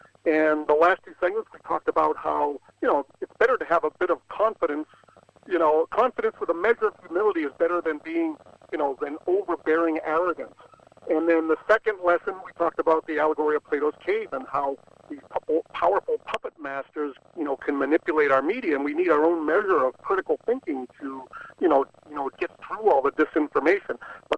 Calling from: Napa Valley, California, United States; I'm calling you from Napa Valley.

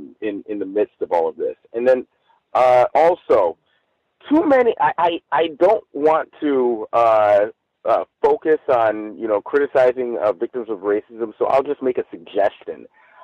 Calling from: Los Angeles, California, United States; I'm calling in from Los Angeles.

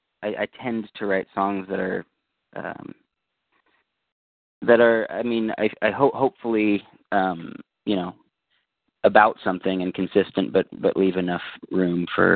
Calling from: Santa Cruz, California, United States; I'm calling from the Bay Area, Santa Cruz.

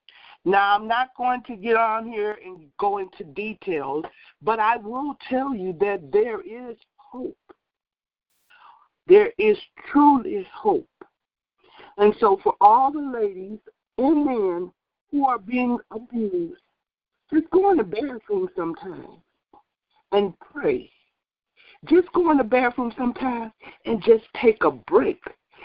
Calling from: Wisconsin, United States; I'm calling from Wisconsin.

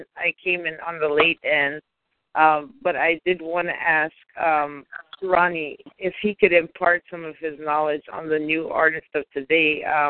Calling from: New Jersey, United States; Yes, hi, Alex. I'm calling in from New Jersey.

